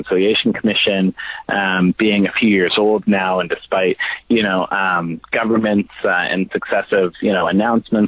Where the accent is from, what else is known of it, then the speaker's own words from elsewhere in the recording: Saskatoon, Saskatchewan, Canada; also born or lived in Sweetgrass First Nation, Saskatchewan; spending summers at Sweetgrass First Nation, but going to school in Saskatoon